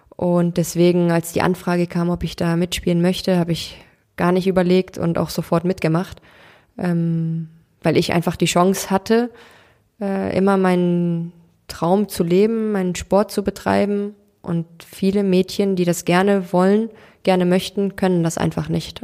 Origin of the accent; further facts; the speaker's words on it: Cologne, North Rhine-Westphalia, Germany; Ich bin in Köln geboren, ähm, bin hier groß geworden